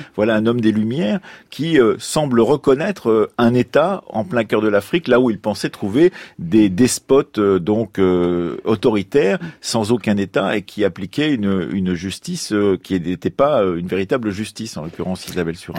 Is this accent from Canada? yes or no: no; Poitou, Nouvelle-Aquitaine, France; ma région natale du Poitou